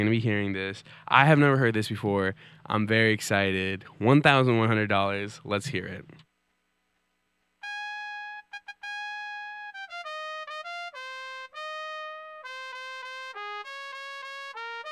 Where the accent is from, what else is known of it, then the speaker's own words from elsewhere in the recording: Franklin, New Jersey, United States; moved away as an adult; now in New York City, United States; I grew up in Franklin, New Jersey, shout out F-Town, the heart of Central Jersey